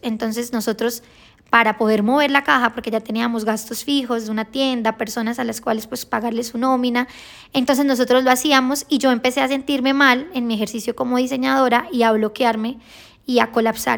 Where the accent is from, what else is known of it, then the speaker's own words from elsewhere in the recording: Girón, Santander, Colombia; Nosotros somos de Santander, de un municipio que se llama Girón